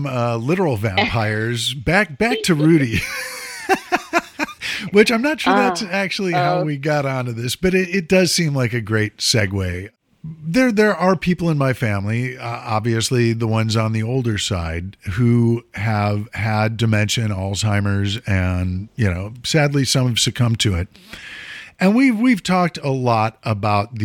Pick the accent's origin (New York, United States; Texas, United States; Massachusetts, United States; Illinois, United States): Illinois, United States; Mount Prospect; a police car from my hometown, Mount Prospect police car.